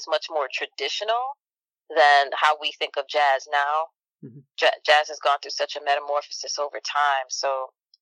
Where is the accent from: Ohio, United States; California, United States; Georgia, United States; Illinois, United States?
Illinois, United States; Chicago; I'm from Chicago and I spent part of my childhood on the South Side.